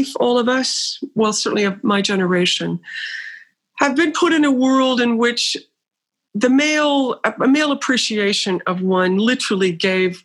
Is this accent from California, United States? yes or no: no; Burlington, North Carolina, United States; I'm from a North Carolina, small mill town in North Carolina named Burlington, called Burlington